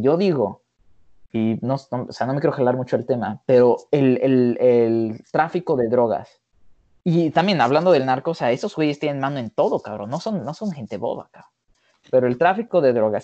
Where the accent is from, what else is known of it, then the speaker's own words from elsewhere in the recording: Mexico; yo soy mexicano hecho y hecho en México